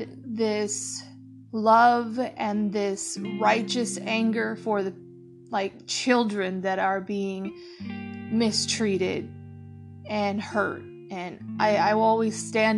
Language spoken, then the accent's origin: English; United States; we as an American people, including me